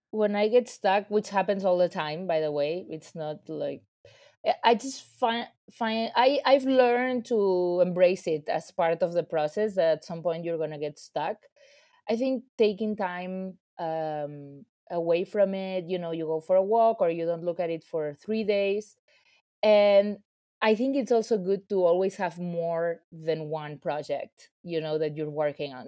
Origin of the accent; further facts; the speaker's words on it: Ibiza, Balearic Islands, Spain; now in New York, United States; I come from a very small place. I'm from Ibiza